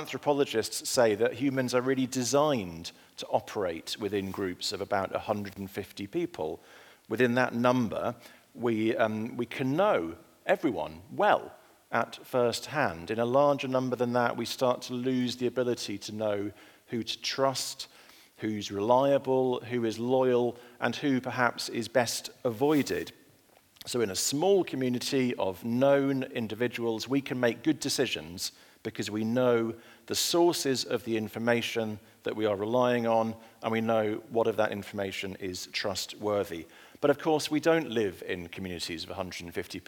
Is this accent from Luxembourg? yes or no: no; Ulleskelf, Yorkshire and the Humber, United Kingdom; now in London, United Kingdom; I grew up in a village called Ullaskelf in Yorkshire in the north of England